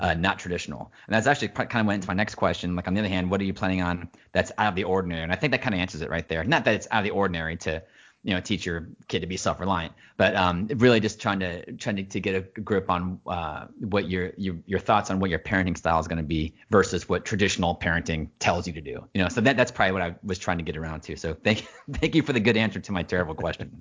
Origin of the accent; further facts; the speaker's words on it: United States; being American, especially when you're, you're a father and you're, you're the, the man of the house